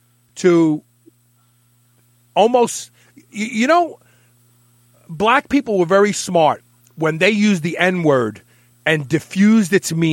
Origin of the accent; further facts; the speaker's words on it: New York City, New York, United States; I grew up in Bed-Stuy, Brooklyn. I thought I was black for the first 14 years of my life. I'm being sincere with you. And I just had my 23andMe done, and I'm 14% Northern African.